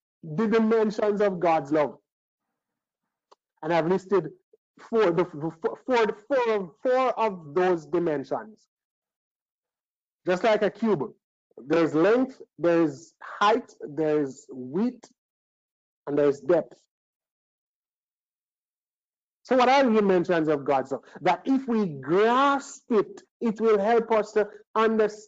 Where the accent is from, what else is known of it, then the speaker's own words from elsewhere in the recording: Trinidad & Tobago; I was born in Trinidad